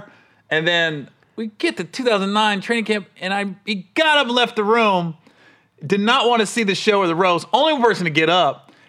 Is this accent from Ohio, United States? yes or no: yes; Oxford, Ohio, United States; moved away; also born or lived in San Diego; I grew up in Oxford, Ohio, where he played college ball.